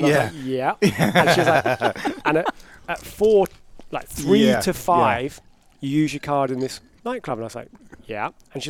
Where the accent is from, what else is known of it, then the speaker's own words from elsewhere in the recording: England, United Kingdom; accent: British; moved away as an adult; now in United States; as an English person coming over here, it's quite easy.